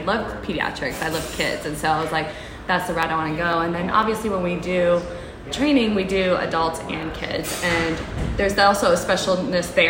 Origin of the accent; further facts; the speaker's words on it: Atlanta, Georgia, United States; also born or lived in Marietta, Georgia / Augusta, Georgia / Charleston, South Carolina; I am originally from Marietta, Georgia. I am Persian. I moved to Atlanta when we were like 3 years old. And so I was, you know, raised in Atlanta.